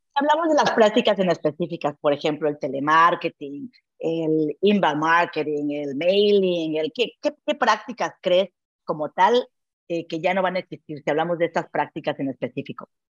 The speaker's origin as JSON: {"language": "Spanish", "country": "Mexico", "moved": "yes", "lives_now": "Barcelona, Spain", "said": "soy emprendedora mexicana, trabajando en telecomunicaciones e inclusión financiera y laboral. Vivo, en efecto, en Barcelona"}